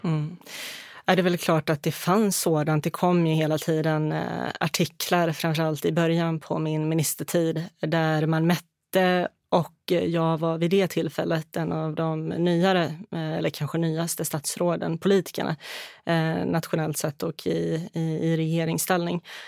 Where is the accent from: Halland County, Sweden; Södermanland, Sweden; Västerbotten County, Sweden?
Halland County, Sweden; Halmstad; moved away as an adult; also born or lived in Bosnia and Herzegovina; now in Stockholm, Sweden; Jag är från västkusten, från Halmstad och Halland